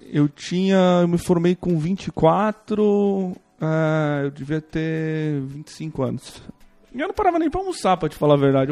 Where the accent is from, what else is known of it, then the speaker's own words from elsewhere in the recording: interior of São Paulo, Brazil; eu sou de uma cidade do interior de São Paulo, é uma cidade bem pequena, tem 10 mil habitantes